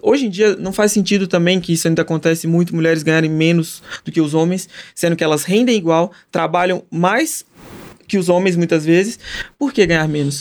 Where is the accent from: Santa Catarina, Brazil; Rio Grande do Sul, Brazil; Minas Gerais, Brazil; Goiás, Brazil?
Minas Gerais, Brazil; Patrocínio; now in São Paulo, Brazil; Tenho muita alegria de ser de patrocínio, faz questão. Quando lá em São Paulo me perguntam de onde que você é, de patrocínio, onde que fica?